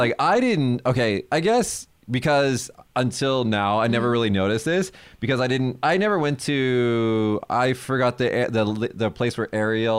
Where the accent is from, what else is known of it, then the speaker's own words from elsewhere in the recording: Las Vegas, Nevada, United States; moved away as an adult; now in Kagoshima, Japan; I'm not from Japan. I'm from Las Vegas, mm-hmm. but my mom is from Japan, mm-hmm. and I've been living in Kagoshima